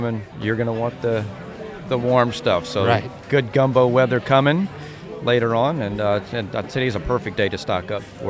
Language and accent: English; South Louisiana, United States; Okay, so we're all from South Louisiana here, so we can handle a little heat.